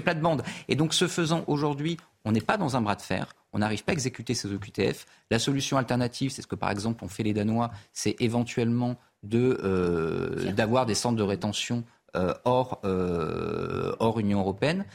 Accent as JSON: {"language": "French", "town": "Clermont-Ferrand", "region": "Auvergne-Rhône-Alpes", "country": "France", "said": "moi je viens de Clermont-Ferrand."}